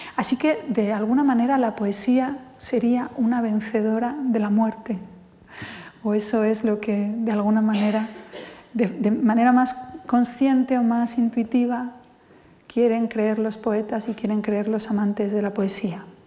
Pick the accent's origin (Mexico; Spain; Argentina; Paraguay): Spain; first language Spanish